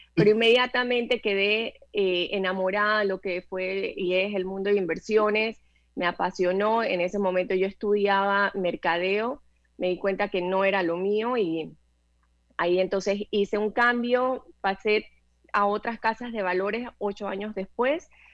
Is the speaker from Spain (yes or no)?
no; Panama; soy panameña, tengo cincuenta y dos años